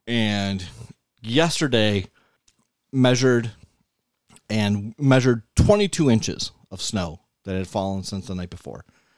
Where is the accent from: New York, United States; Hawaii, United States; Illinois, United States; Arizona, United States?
New York, United States; Buffalo; also born or lived in Burtonsville, Maryland; I'm from Buffalo.